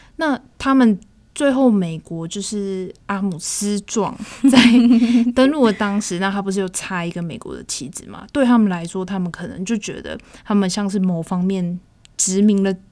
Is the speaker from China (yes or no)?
no; Taiwan; 身为台湾人